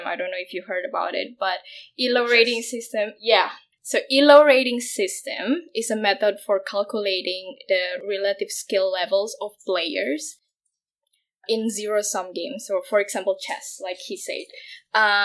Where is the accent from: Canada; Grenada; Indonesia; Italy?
Indonesia; moved away as an adult; now in Berlin, Germany; I come from Indonesia